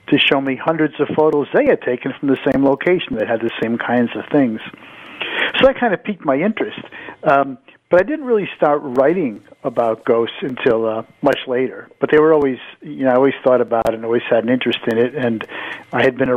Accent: Connecticut, United States; I grew up in Connecticut

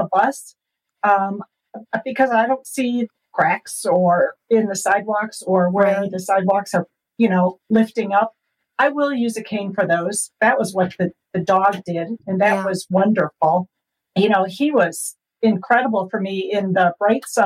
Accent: Chicago, Illinois, United States; moved away as an adult; now in Fort Collins, United States; I was born and raised in the Chicago area

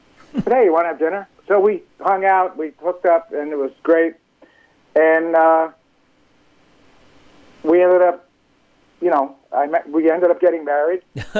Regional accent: Nyack, New York, United States; I grew up in New York.

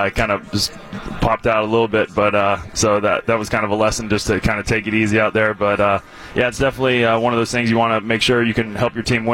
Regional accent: Cincinnati, Ohio, United States; now in Milwaukee, United States; I'm from Cincinnati originally

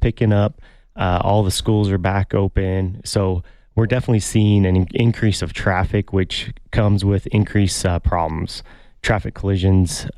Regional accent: United States; moved away as an adult; also born or lived in Colorado / New Mexico / Arizona; now in Tucson, United States; growing up in Colorado and New Mexico

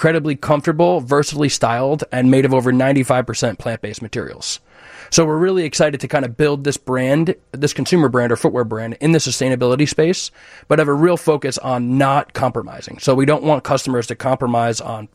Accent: New Jersey, United States; moved away as an adult; now in Chicago, United States; I'm originally from New Jersey.

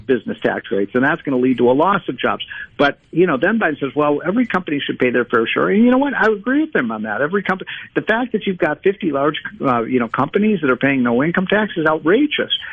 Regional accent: Illinois, United States; I'm from Illinois

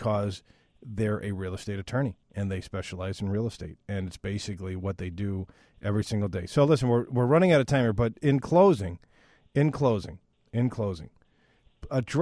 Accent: Northbrook, Illinois, United States; I'm from Northbrook

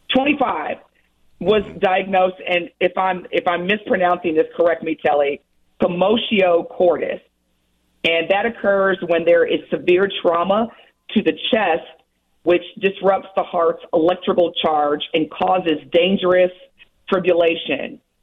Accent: United States; as black Americans

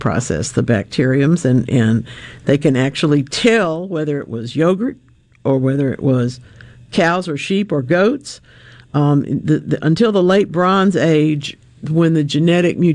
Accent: Monroe, United States; my town of Monroe

